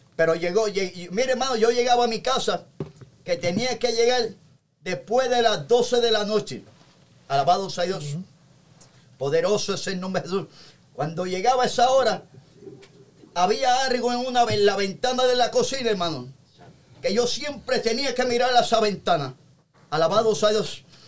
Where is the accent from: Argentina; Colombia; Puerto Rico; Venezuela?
Puerto Rico; Toa Alta; En una barría de mi pueblo que se llama este, el pueblo de Toalte en Puerto Rico